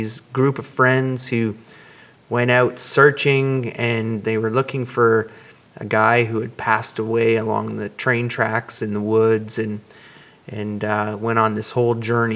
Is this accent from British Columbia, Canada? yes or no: no; Cambridge, Ontario, Canada; when I was a young lad growing up in Cambridge, Ontario